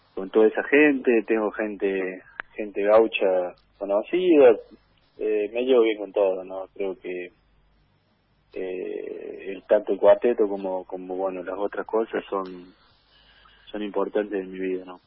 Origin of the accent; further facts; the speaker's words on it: Jesús María, Córdoba, Argentina; Acá en Jesús María, en, en mi ciudad natal